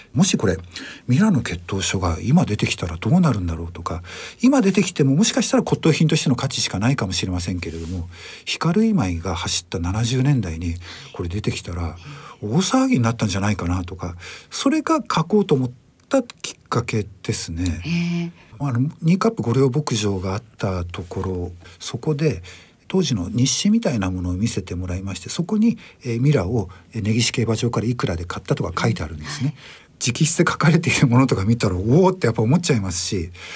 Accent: Hokkaido, Japan; 僕北海道出身でして

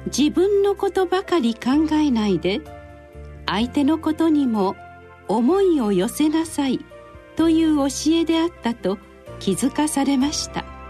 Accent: Miyagi, Japan; お寺で生まれ育った

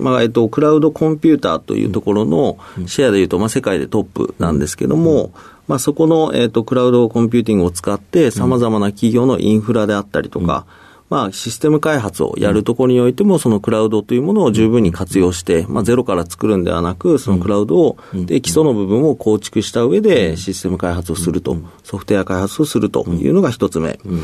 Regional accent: Fukuoka, Japan; 僕はずっと福岡で生まれて、もうずっと中学、高校、大学とずっと福岡ですね。

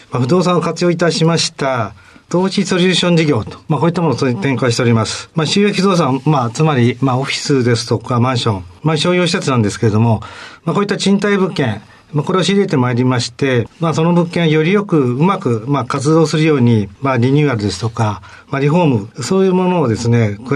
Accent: Funabashi, Chiba, Japan; 千葉県の船橋市です。

